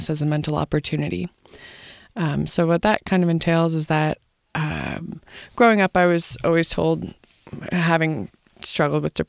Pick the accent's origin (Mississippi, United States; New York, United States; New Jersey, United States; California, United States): New Jersey, United States; moved away as an adult; now in Boone, United States; I was born and raised in New Jersey